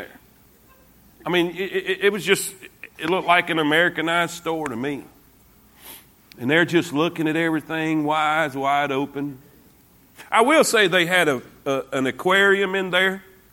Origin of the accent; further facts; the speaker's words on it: United States; accent: redneck; I'm from the U.S.